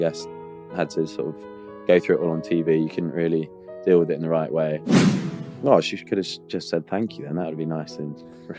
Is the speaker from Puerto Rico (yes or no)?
no; Australia; I grew up in Australia. So my mum's from Spain, my dad's from Australia.